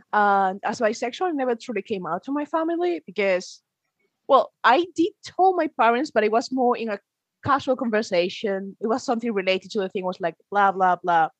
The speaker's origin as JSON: {"language": "English", "town": "Padrón", "region": "Galicia", "country": "Spain", "tie": "born or raised there", "second_language": "English", "moved": "yes", "lives_now": "Inverness, United Kingdom", "said": "I'm from uh, Galicia, that is one of the autonomies in the north. So no, it's not sunny. In fact, it's quite similar to Scotland. and I grew up in a tiny town there. Well, it's a bit weird because it's called Padron, my town"}